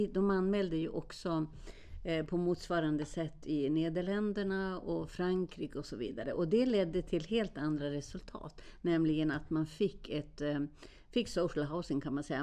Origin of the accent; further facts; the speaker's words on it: Sweden; jag var från Sverige